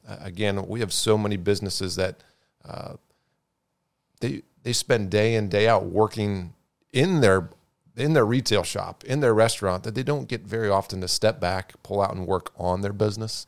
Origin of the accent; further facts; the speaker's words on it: Marysville, Ohio, United States; also born or lived in Chicago; now in Bellefontaine, United States; I grew up in Marysville, just down the road from, from Bell Fountain